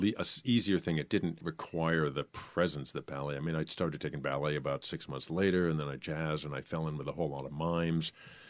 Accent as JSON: {"language": "English", "town": "Concord", "region": "New Hampshire", "country": "United States", "tie": "born or raised there", "said": "I grew up in New Hampshire. I grew up in Concord, New Hampshire, and had never seen dancing, had never seen ballet or anything."}